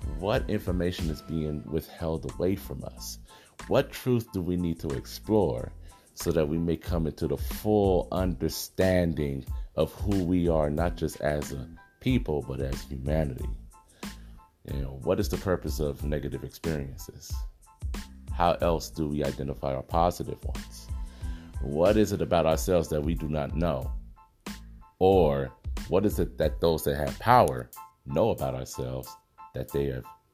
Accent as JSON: {"language": "English", "town": "Los Angeles", "region": "California", "country": "United States", "tie": "born or raised there", "said": "born and raised in South Central Los Angeles, you know, I've been here my whole life"}